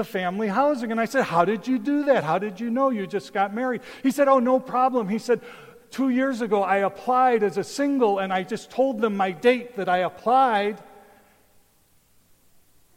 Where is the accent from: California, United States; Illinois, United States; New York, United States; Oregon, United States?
Illinois, United States; Chicago; moved away as an adult; also born or lived in Taipei, Taiwan; when I grew up in Chicago